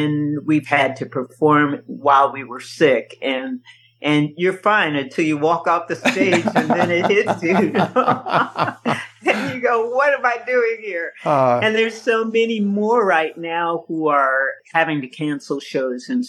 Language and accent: English; Yakima, Washington, United States; also born or lived in Seattle, Washington; now in Kansas City, United States; I was born and raised in Seattle and Yakima. My dad had a church in Seattle, and he had a church in Yakima, and I went to school in Yakima and grew up there